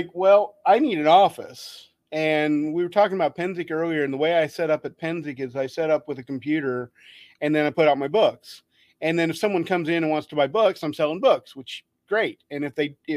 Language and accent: English; Wichita, Kansas, United States; Wichita, which is my hometown